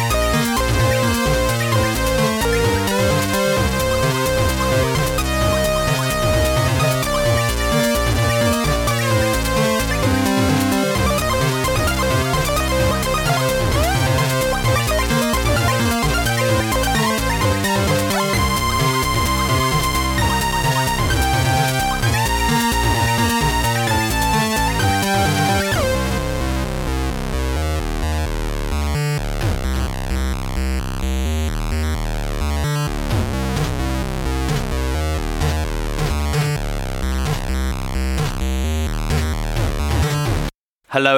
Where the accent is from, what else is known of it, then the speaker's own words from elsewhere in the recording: Devon, South West England, United Kingdom; moved away as an adult; also born or lived in London; now in Copenhagen, Denmark; I am British and I grew up in Devon and I moved to London